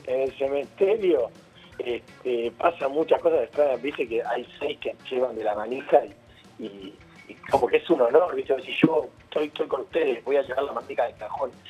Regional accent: Buenos Aires, Argentina; soy paternal

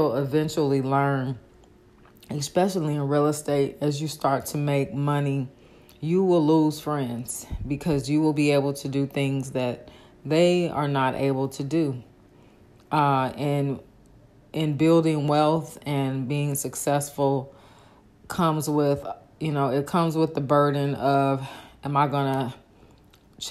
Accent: Oakland, California, United States; now in Dallas, United States; I'm from Northern California, Oakland

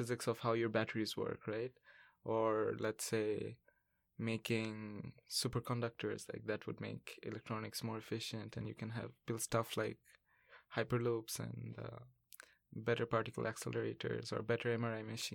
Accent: Bangladesh; moved away as an adult; now in Vancouver, Canada; I come from Bangladesh, and I'm studying in UBC

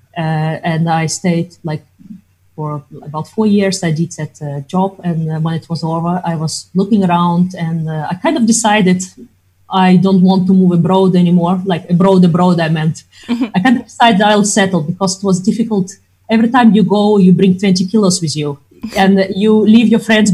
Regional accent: Crimea, Ukraine; first language Russian; English is a second language; moved away as an adult; also born or lived in Netherlands / Belfast; now in Ireland; I am originally from Crimea, which is, well, I consider part of Russia, but it used to be part of Ukraine

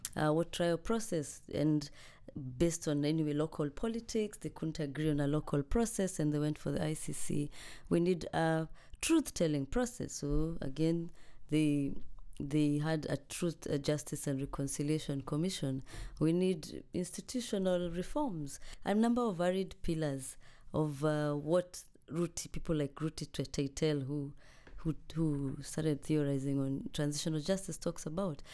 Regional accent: Kenya; now in Cambridge, United Kingdom; I am a Kenyan uh, scholar here at the University of Cambridge.

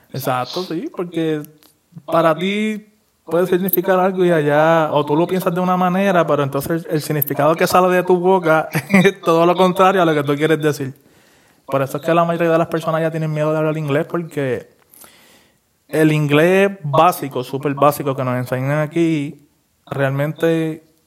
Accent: Puerto Rico; como nosotros puertorriqueños

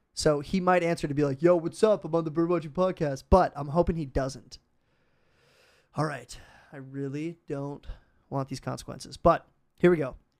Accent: Minnesota, United States; I'm from Minnesota

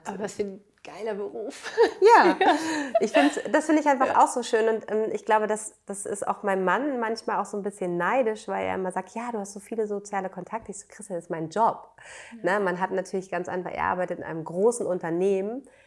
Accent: Bad Segeberg, Schleswig-Holstein, Germany; moved away as an adult; now in Berlin, Germany; Ich bin in Schleswig-Holstein aufgewachsen, äh, in Bad Segeberg

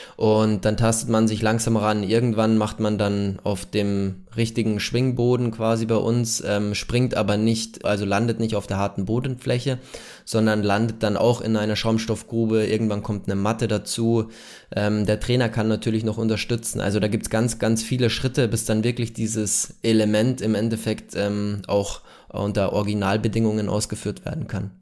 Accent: near Munich, Bavaria, Germany; Ich bin gebürtig äh, aus der Nähe von München

